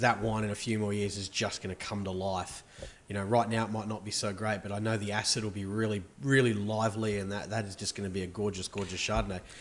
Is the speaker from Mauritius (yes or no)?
no; Melbourne, Victoria, Australia; I'm from Melbourne